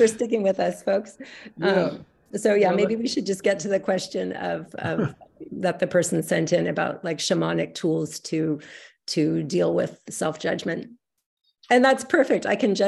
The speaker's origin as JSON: {"language": "English", "region": "California", "country": "United States", "tie": "born or raised there", "said": "even though I was raised in California, by a European mom"}